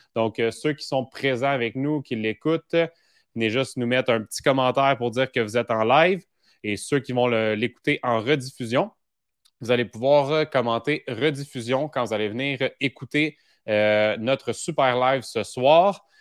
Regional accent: Saint-Roch-de-l'Achigan, Quebec, Canada; si tu l'écoutes de Saint-Roch de la Chigan, c'est un point boni parce que tu es vraiment dans mon patelin

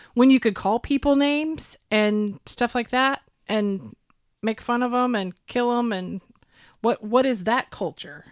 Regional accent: Oklahoma, United States; I grew up here in Oklahoma.

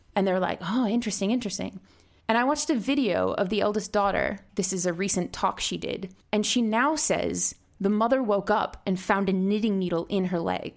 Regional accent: Rhode Island, United States; Harrisville, Rhode Island, which is actually my home state

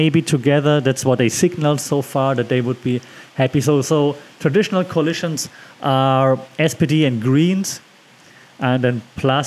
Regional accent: Germany; because I'm from Germany

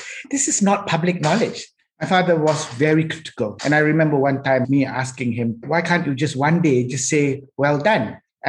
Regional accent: Penang, Malaysia; also born or lived in Johor / Kuala Lumpur / Ipoh; I was born in Johor, 58. Right. 62, 63, I was in Kuala Lumpur. 66, 7, we were in Ipoh. 68, I came to Penang. That gives my age straight away. So I've been here for 54 years.

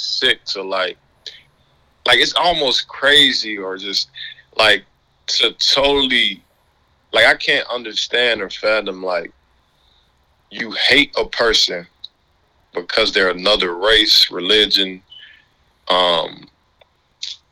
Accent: Mississippi Delta, United States; also born or lived in Louisiana; I'm from Mississippi

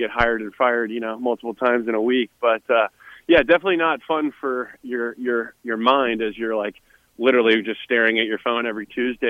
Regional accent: St. Louis, Missouri, United States; I'm from St. Louis, born and raised

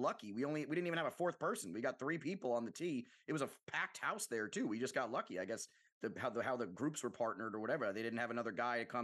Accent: New York, United States; as a New Yorker born and raised

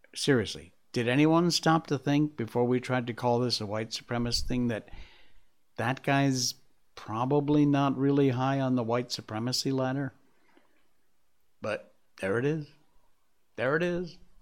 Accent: United States; moved away as an adult; now in Malaysia; I'm still an American at heart.

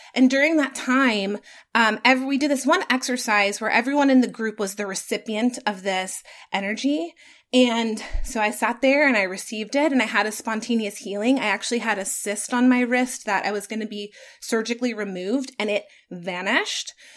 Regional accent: Atlanta, Georgia, United States; I got to work for my hometown radio station that I grew up listening

